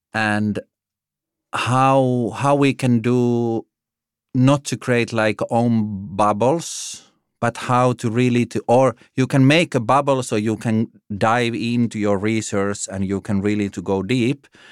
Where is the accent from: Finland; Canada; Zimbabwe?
Finland; moved away as an adult; also born or lived in Italy / Germany / Denmark; now in Copenhagen, Denmark; I'm from Finland originally.